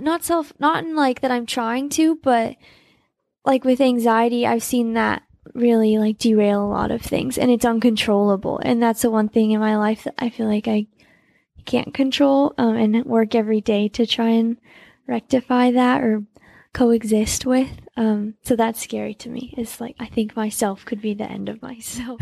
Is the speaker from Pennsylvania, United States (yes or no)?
no; Salt Lake City, Utah, United States; I was born in Salt Lake too